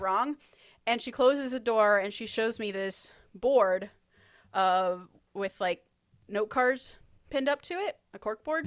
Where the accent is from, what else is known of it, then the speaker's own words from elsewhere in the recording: United States; I'm an American who wants to write movies